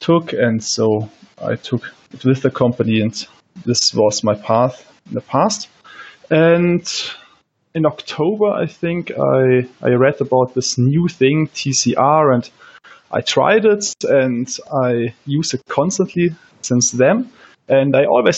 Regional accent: Germany; I'm from Germany

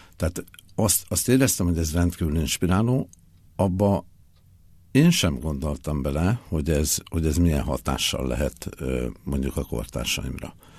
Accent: Budapest, Hungary; moved away as an adult; Én Budapesten születtem, és e, 1993-ig e, ott is éltem

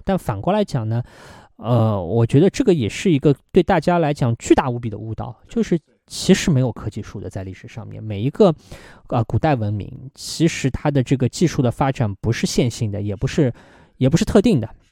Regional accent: China; 对于我们中国人来讲更习惯

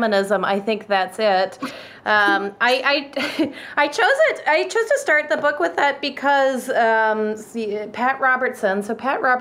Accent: Victoria, British Columbia, Canada; moved away as an adult; also born or lived in Wisconsin / Chicago; now in United States; the church that I went to growing up in Victoria

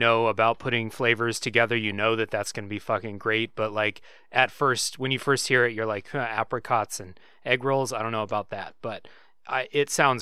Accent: Troy, Ohio, United States; moved away as an adult; now in South Korea; going to Ohio, going to my hometown.

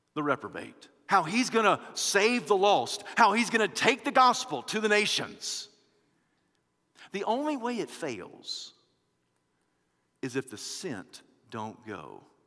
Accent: United States

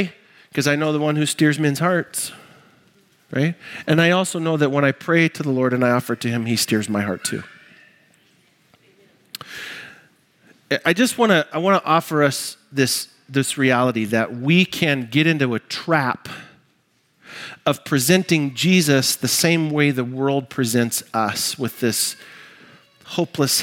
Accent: United States; I'm American

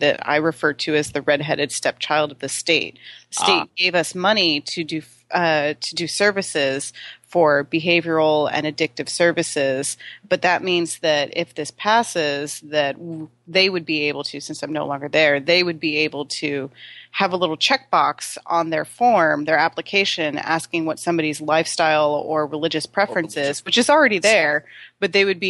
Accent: Florida, United States; moved away; I'm from Florida

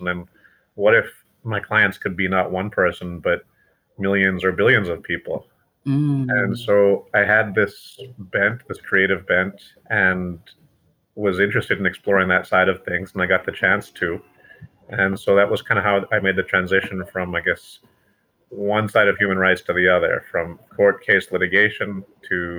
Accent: Kentucky, United States; I, like Abraham Lincoln, was born in Kentucky and raised

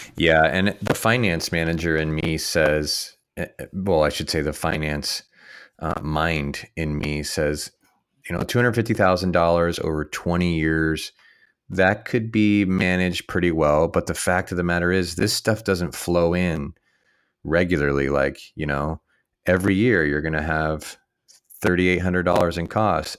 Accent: San Luis Obispo, California, United States; here in my hometown

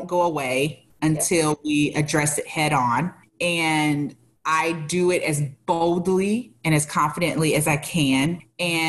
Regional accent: St. Louis, Missouri, United States; I'm from the Midwest. I grew up in St. Louis

